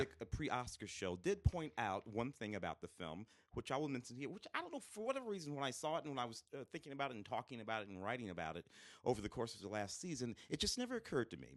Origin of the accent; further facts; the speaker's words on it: St. Louis, Missouri, United States; moved away; growing up in Saint Louis, uh, in the late sixties, early seventies